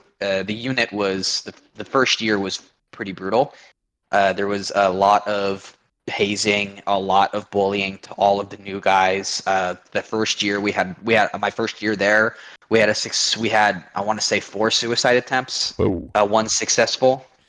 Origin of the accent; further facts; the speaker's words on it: Eugene, Oregon, United States; I was born and raised very conservative for being the West Coast. I lived in a town called Eugene, which is where the home of the Oregon Ducks are